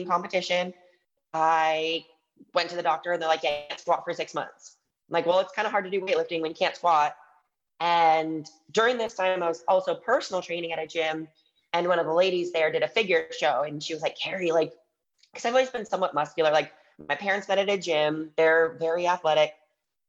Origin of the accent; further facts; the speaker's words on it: Michigan, United States; I grew up in Michigan